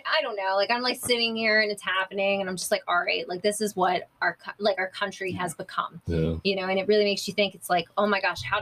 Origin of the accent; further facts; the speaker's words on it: Delaware, United States; moved away as an adult; now in Florida, United States; I'm actually not from here. I'm from Delaware.